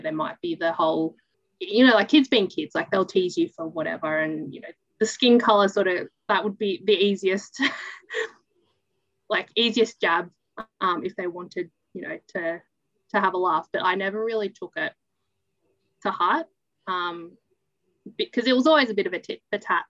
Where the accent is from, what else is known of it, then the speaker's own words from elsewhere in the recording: New South Wales, Australia; born in a small town, grew up in a small town, and haven't really left